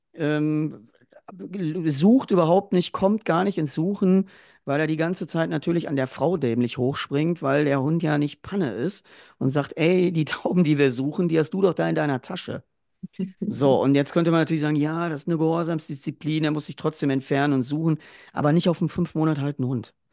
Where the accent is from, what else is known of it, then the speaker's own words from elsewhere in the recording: Ruhr area, North Rhine-Westphalia, Germany; bei uns im Ruhrgebiet